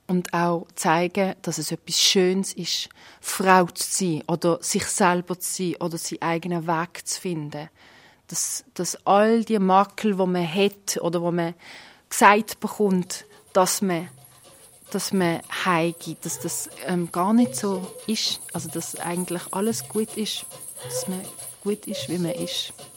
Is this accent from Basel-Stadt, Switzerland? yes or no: yes; Basel, Basel-Stadt, Switzerland; Ich bin hier in Basel geboren und aufgewachsen. Aber meine Eltern kommen aus der Türkei